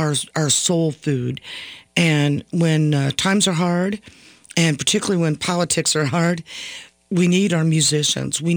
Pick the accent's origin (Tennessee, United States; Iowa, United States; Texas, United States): Texas, United States; Dallas; moved away as an adult; also born or lived in Houston, Texas; now in Minnesota, United States; I was born in Texas, Big D, Dallas, Texas, and was raised there